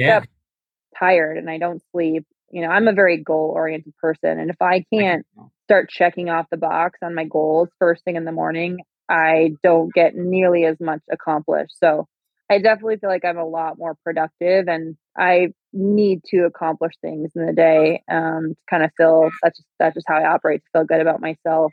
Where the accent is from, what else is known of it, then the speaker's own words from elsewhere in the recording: Minnesota, United States; I am from Minnesota